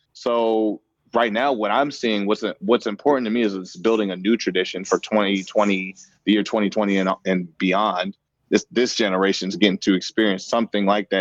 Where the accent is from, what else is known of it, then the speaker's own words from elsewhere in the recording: Seattle, Washington, United States; passing it forward in my city, in my hometown